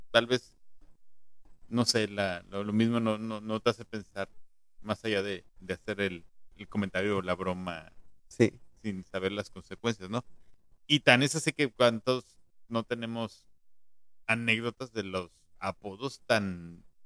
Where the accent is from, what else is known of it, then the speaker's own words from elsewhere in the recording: Mexico City, Mexico; moved away; yo de niño eh, vivía todavía en la Ciudad de México